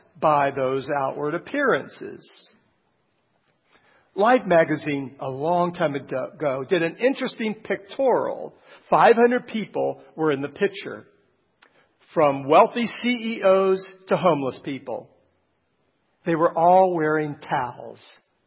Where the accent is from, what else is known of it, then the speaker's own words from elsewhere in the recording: Canton, Ohio, United States; Canton, Ohio, my hometown.